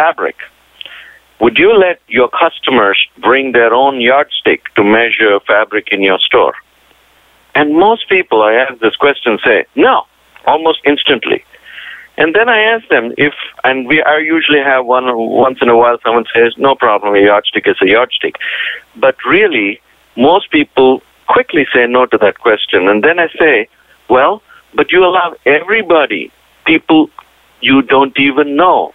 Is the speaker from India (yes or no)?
yes; India; moved away; also born or lived in Indiana / Tennessee / Pittsburgh; being Indian